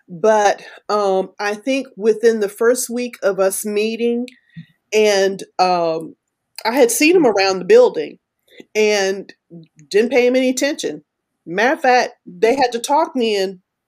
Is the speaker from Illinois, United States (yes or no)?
no; Texas, United States; also born or lived in Florida / Alabama; Southern men do that. I'm from Texas. I grew up in Florida. I grew up in Alabama a little bit.